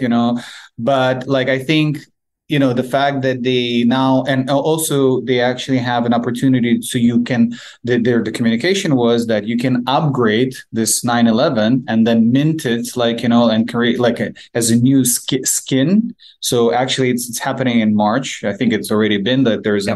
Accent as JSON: {"language": "English", "country": "Ukraine", "said": "we're both from Ukraine"}